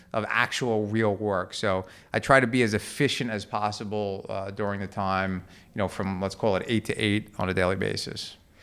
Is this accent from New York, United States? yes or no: yes; Levittown, New York, United States; I grew up in Levittown, uh, in Long Island